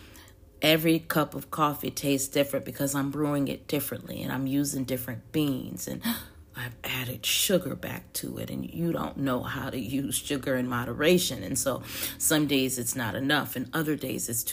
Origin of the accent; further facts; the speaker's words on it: the South, United States; I'm a Southerner who loves and lives in sweet tea